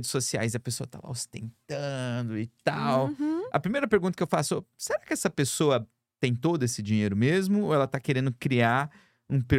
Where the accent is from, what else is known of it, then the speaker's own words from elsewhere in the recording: Brazil; moved away; nós somos do Brasil.